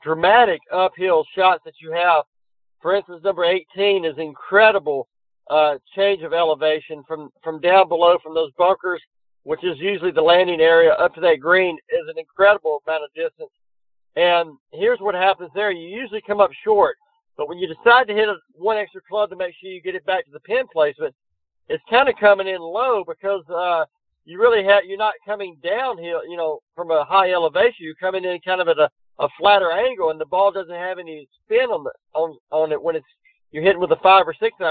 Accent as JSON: {"language": "English", "region": "Georgia", "country": "United States", "tie": "born or raised there", "said": "growing up in Georgia, I was used to seeing lots of hills and things"}